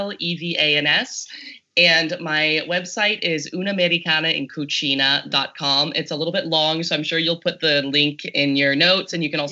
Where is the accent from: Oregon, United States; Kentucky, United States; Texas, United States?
Texas, United States; moved away; Well, I am from Texas. I am from Texas, so I got to get my Texan roots in there sometimes.